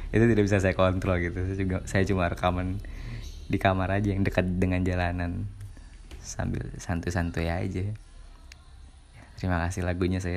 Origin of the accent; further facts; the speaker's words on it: Ketapang, West Kalimantan, Indonesia; Yang bikin saya makin terasa adalah dalam pesawat tersebut ada penumpang dari kota saya, kota Ketapang gitu.